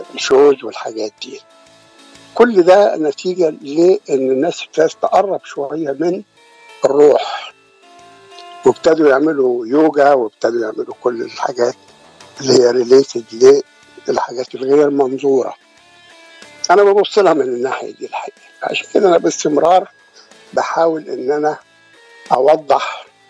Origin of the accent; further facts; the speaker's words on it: near Alexandria, Alexandria Governorate, Egypt; moved away as an adult; also born or lived in Sharqia / Cairo / Giza; now in United States; أنا اتولدت في الشرقية وتربيت جنب اسكندرية